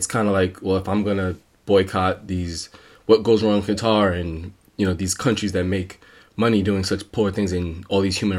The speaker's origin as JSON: {"language": "English", "country": "United States", "said": "as an American, it's the first time in the World Cup in a while, and I want to watch the World Cup to watch America play."}